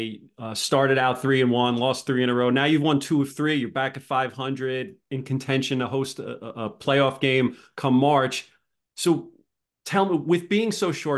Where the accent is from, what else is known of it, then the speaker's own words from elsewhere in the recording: New York City, New York, United States; we're both Brooklyn guys